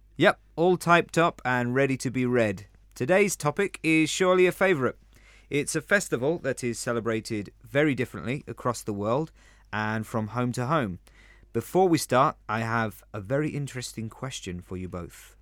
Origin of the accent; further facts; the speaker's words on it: London, United Kingdom; now in Spain; I am from London, or the Big Smoke